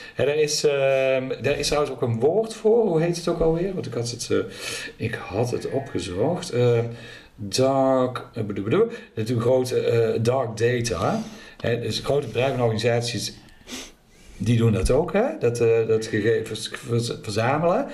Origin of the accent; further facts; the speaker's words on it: Netherlands; accent: zachte G; ik verberg mijn zachte G niet.